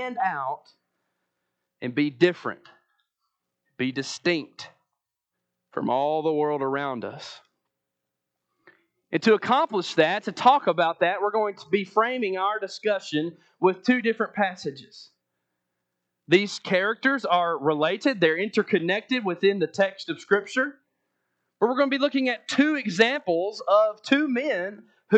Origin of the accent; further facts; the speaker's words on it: Athens, Alabama, United States; I'm from Athens, Alabama